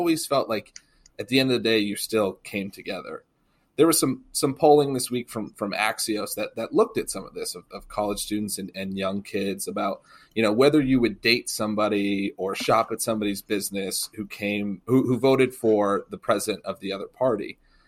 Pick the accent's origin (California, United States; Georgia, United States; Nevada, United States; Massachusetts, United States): Massachusetts, United States; moved away as an adult; I did. I grew up in Massachusetts, but Kentucky has been my home really for my adult life. I graduated college and moved here and have been here. So it's really my second home.